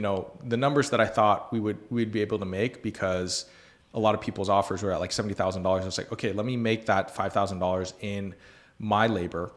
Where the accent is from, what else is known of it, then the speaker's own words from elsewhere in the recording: Columbus, Ohio, United States; moved away as an adult; now in Tulsa, United States; I grew up in Columbus, Ohio